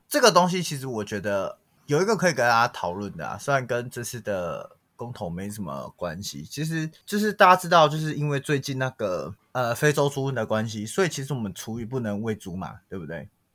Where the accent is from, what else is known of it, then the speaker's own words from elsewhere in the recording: southern Taiwan, Taiwan; 我们南部人吃那么多污染